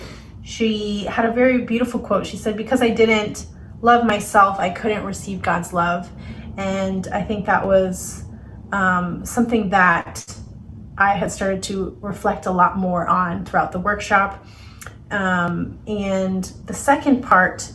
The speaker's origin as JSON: {"language": "English", "region": "Ohio", "country": "United States", "said": "I'm from Ohio"}